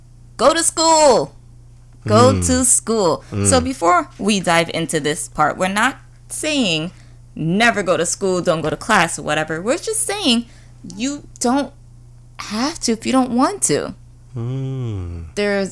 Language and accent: English; Mount Vernon, New York, United States; I'm from Mount Vernon